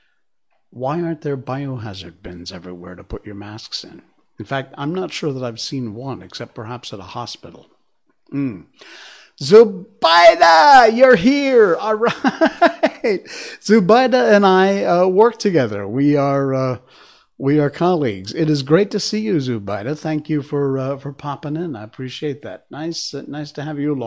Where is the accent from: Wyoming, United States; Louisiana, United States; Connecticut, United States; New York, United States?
Connecticut, United States; Cornwall; growing up in Cornwall, Connecticut. And in fact, specifically, I was born in East Cornwall and then moved the, 3 miles to West Cornwall